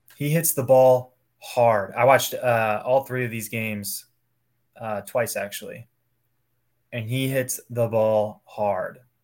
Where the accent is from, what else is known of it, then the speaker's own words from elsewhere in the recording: Ohio, United States; moved away; also born or lived in Cincinnati, Ohio; I grew up in Ohio, went to school at Cincinnati